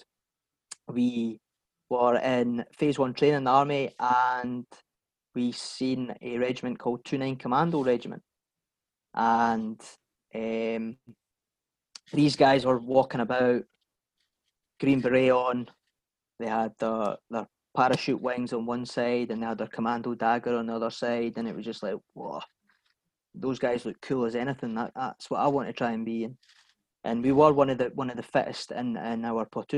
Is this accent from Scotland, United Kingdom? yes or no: yes; Bathgate, Scotland, United Kingdom; A pair of twins growing up in West Lothian, Bathgate